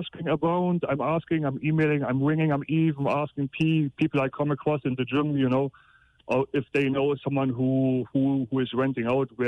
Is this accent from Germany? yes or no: yes; Germany; moved away as an adult; now in Cork, Ireland; I'm from Germany.